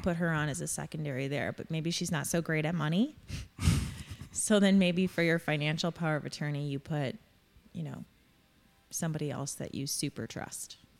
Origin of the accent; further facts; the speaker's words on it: Crown Point, Indiana, United States; I am born and raised in Crown Point